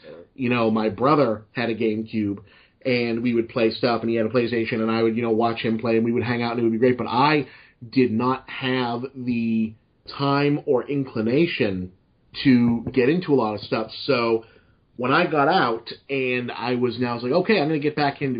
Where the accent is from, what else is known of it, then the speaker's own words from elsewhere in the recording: Massachusetts, United States; accent: Boston; slipping back into my normal Boston accent